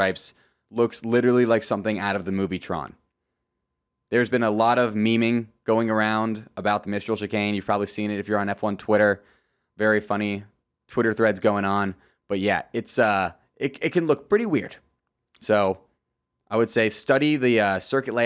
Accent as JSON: {"language": "English", "country": "United States", "said": "as an American"}